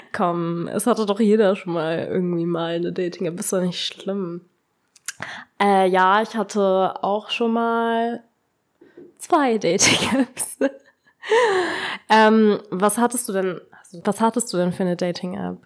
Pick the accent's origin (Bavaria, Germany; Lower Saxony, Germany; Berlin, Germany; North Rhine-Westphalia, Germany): Lower Saxony, Germany; Braunschweig; ich war nicht mal in meiner Heimatstadt, also ich war nicht in Braunschweig